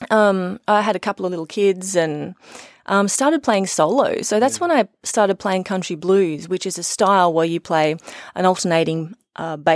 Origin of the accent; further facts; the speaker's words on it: Dorrigo, New South Wales, Australia; We moved around a bit, but yeah. for the most part, out the back of Dorrigo.